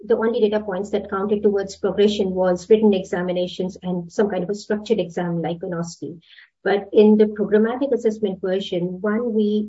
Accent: India; moved away as an adult; now in Sydney, Australia; Originally, I'm from India, and then I moved to Australia about 2008.

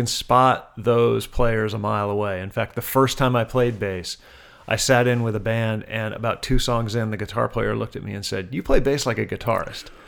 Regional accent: Wilmington, Delaware, United States; born or raised there

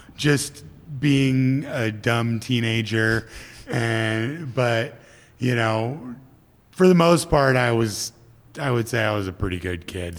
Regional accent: Midwest, United States; moved away as an adult; also born or lived in Minneapolis; now in California, United States; I grew up grew up in the Midwest with harsh winters for you know 24 years of my life at that point

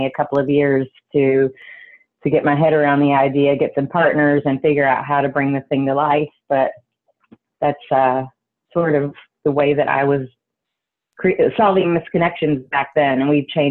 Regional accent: Taylorsville, Kentucky, United States; moved away as an adult; now in New York, United States; I was from what I thought was the tiniest town in the entire world, in Taylorsville, Kentucky

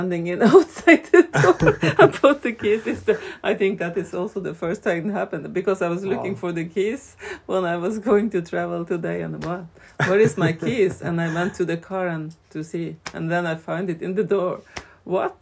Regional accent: Vesterålen, Nordland, Norway; But I come from Vesterålen

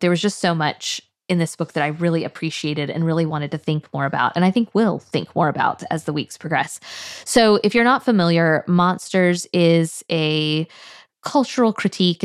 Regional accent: Tallahassee, Florida, United States; I was born and raised in Tallahassee.

